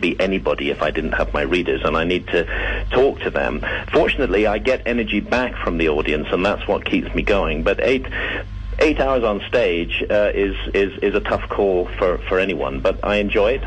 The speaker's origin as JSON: {"language": "English", "region": "England", "country": "United Kingdom", "said": "in my home country, England"}